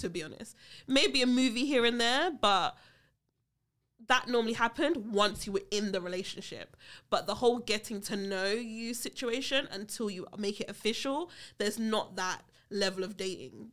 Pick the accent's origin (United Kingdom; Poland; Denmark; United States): United Kingdom; I'm British